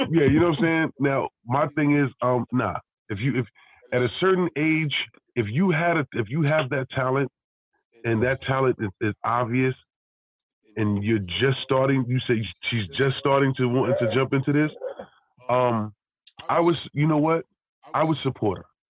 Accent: United States; an American male, family from the South

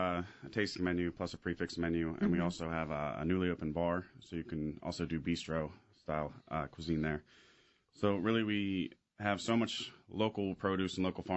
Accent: Frederick, Maryland, United States; I grew up in Maryland. I'm from Frederick.

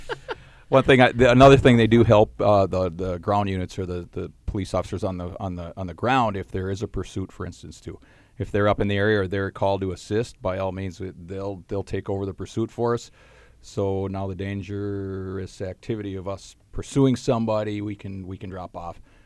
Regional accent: Duluth, Minnesota, United States; growing up in the Duluth area

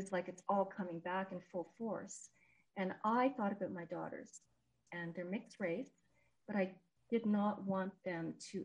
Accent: Montreal, Quebec, Canada; now in Edmonton, Canada; I was born in Montreal, grew up in Montreal, and now in Edmonton

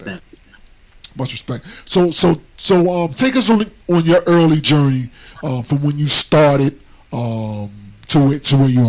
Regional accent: New Jersey, United States; Because I'm originally from Jersey.

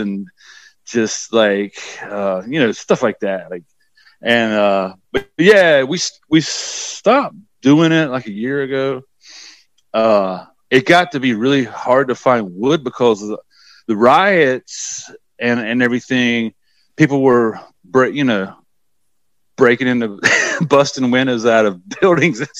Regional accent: the South, United States; also born or lived in New York; now in Transylvania, North Carolina, United States; I grew up in the Bible Belt and, you know, we were, you know, pretty, it was pretty oppressive growing up in the South

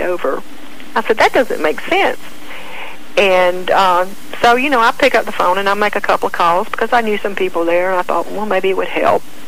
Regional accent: near Fort Benning, Georgia, United States; I grew up near Fort Benning

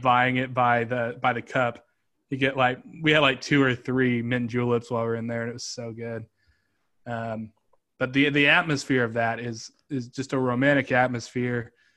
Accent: Kansas City, Missouri, United States; moved away as an adult; also born or lived in Atlanta; my hometown was Kansas City at the time

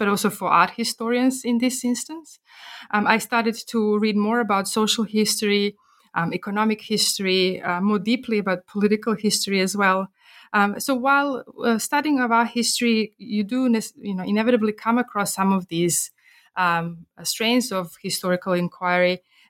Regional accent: Belgrade, Serbia; moved away as an adult; also born or lived in Perth, Australia / Tübingen, Germany; now in Canberra, Australia; I grew up in Belgrade during the 1990s

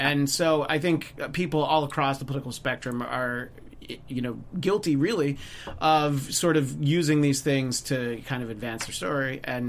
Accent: New York, United States; moved away; I'm from New York originally

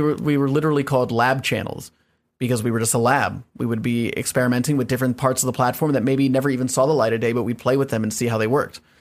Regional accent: Evergreen, Colorado, United States; moved away as an adult; also born or lived in Washington D.C. / Virginia / Los Angeles; now in New York, United States; moved to Colorado and grew up in Colorado from like eight to eighteen

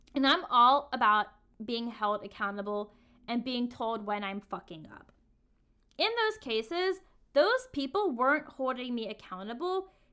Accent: the South, United States; Growing up in the South

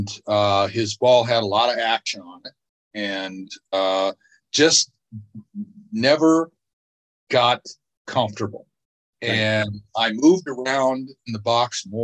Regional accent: Tacoma, Washington, United States; I grew up in Tacoma

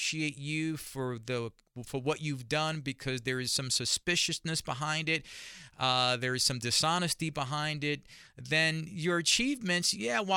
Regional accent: New York City, New York, United States; as a young man growing up in Spanish Harlem

